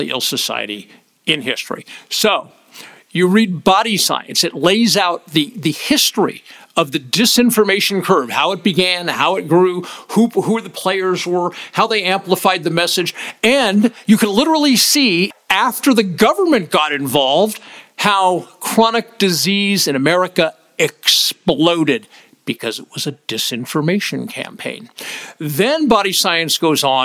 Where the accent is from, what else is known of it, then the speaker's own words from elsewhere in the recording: United States; As an American